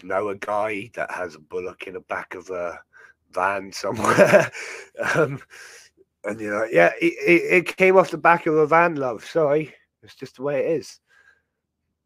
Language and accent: English; Dartmoor, South West England, United Kingdom; growing up on Dartmoor